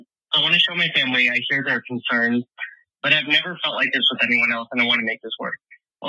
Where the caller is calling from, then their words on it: Bismarck, North Dakota, United States; I'm calling from Bismarck, North Dakota.